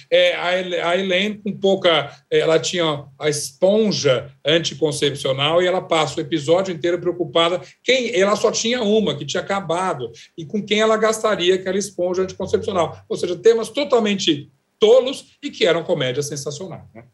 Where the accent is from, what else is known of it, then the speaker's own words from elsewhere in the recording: Uberaba, Minas Gerais, Brazil; moved away; Eu passei uma semana na minha terra, lá em Uberaba